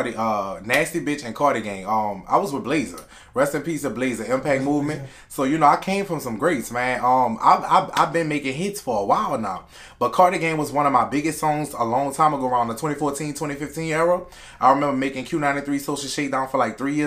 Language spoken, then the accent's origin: English; Kenner, Louisiana, United States; also born or lived in New Orleans, Louisiana; I'm from Kenner, Louisiana, Wildside 27th Street. That's where I grew up at. I've been in Kenner my whole life